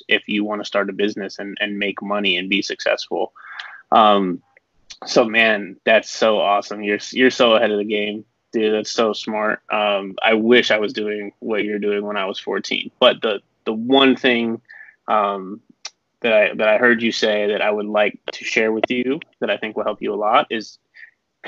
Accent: Las Vegas, Nevada, United States; I'm from Las Vegas

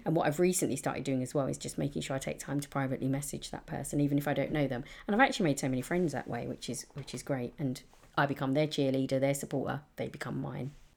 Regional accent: London, United Kingdom; I've been very lucky to grow up in a, in a really diverse part of East London

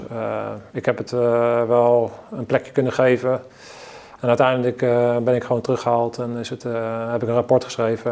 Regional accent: Netherlands

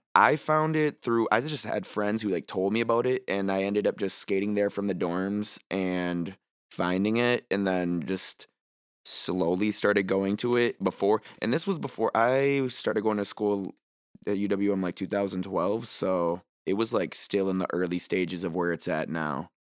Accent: Green Bay, Wisconsin, United States; I'm from Green Bay, so first skate park is Joanne's

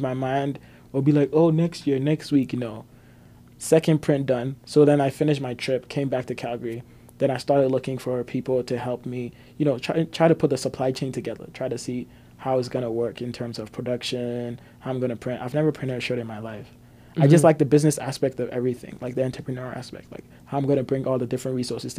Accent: Ghana; moved away as an adult; now in Canada; I grew up in Ghana

